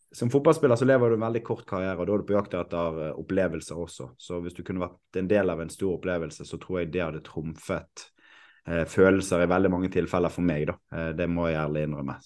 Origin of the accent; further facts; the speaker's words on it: Bergen, Vestland, Norway; jeg er født og oppvokst i Åsane